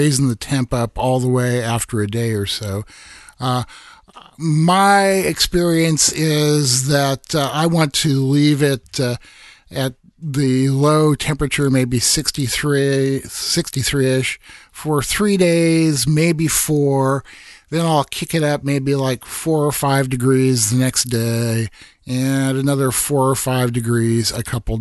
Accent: Iowa, United States; in my home state of Iowa

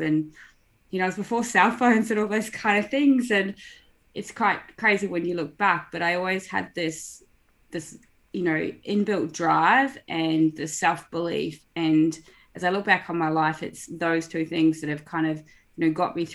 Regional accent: New Zealand; I grew up in New Zealand, actually, on a dairy farm.

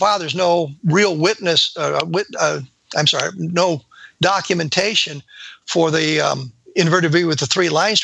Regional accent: Colorado, United States; I lived in Colorado in 1964. I was growing up in Colorado in 1964

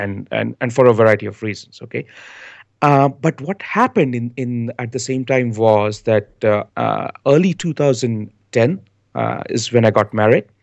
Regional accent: India; moved away as an adult; also born or lived in United States / Canada; now in Bangalore, India; I've been born and raised in India. I like to call myself the son of the soil.

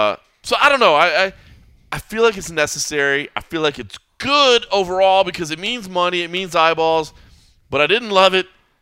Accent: United States; I'm an American.

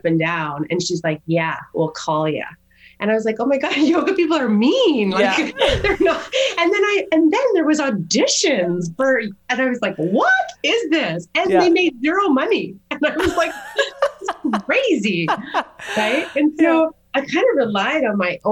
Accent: Calgary, Alberta, Canada; moved away; also born or lived in Toronto / Japan; back to Calgary, which is my hometown

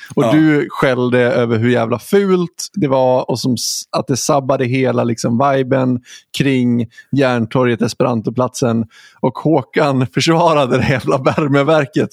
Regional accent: Huddinge, Stockholm County, Sweden; now in Gothenburg, Sweden; du bor i Huddinge där jag är född

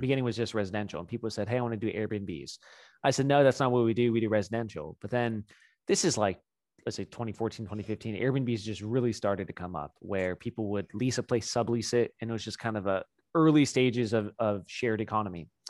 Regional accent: South LA, North Orange County, California, United States; I grew up in, um, South L A, North Orange County area

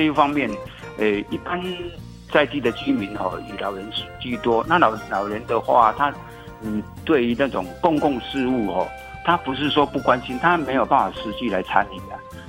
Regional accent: Nanliao, Hsinchu City, Taiwan; 对，我从出生到现在都没有搬过家，也没有迁移过户籍，也都是世居在南寮村。

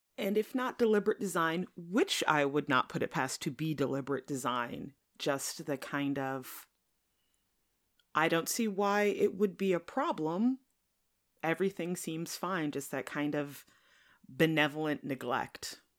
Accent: central Connecticut, United States; I grew up in central Connecticut

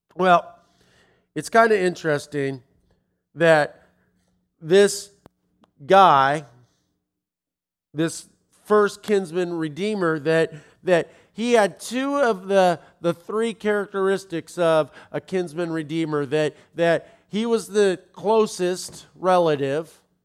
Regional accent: Los Angeles, California, United States; moved away; I'm from Los Angeles.

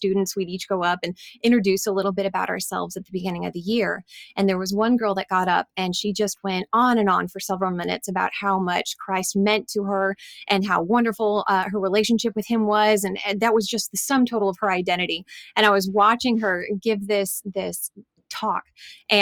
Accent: Pacific Northwest, United States; I'm from the Pacific Northwest

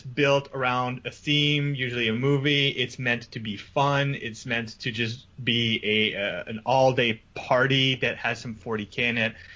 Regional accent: Canada; I'm French Canadian

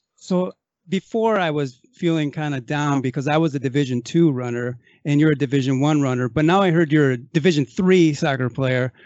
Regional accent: Racine, Wisconsin, United States; now in California, United States; I come from Racine, Wisconsin

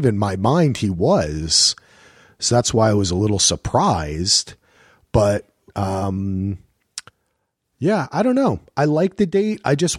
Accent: New Jersey, United States; But I'm from Jersey, so sometimes they go the O's and the A's.

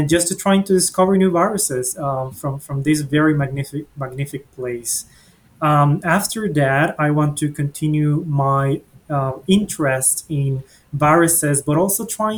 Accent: Mexico; moved away as an adult; also born or lived in Monterrey, Mexico / Saudi Arabia / Oxford, England; now in United States; I'm originally from Mexico

